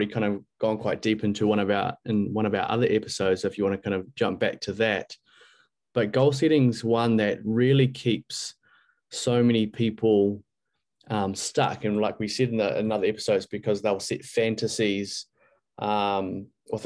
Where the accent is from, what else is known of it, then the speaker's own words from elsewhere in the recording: Christchurch, Canterbury, New Zealand; now in Bali, Indonesia; home in Christchurch, New Zealand